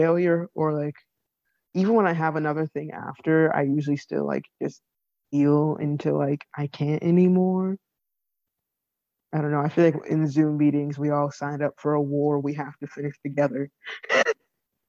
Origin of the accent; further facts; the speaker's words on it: Connecticut, United States; my hometown in Connecticut